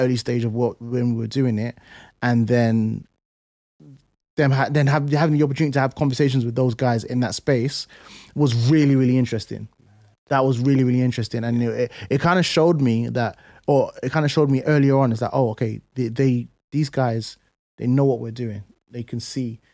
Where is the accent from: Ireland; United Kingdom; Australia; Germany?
United Kingdom; London; moved away; also born or lived in Plaistow / Essex; I grew up in Canning Town